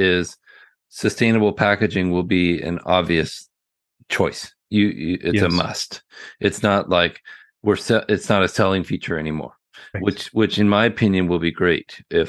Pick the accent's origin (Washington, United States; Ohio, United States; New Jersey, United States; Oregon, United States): Oregon, United States; Portland; I'm from Portland, Oregon, where it rains all the time too.